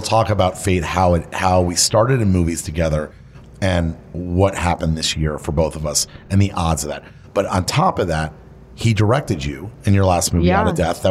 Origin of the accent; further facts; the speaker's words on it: Miami, Florida, United States; our next guest is Mike Burns, Michael Burns, who I grew up with in Miami.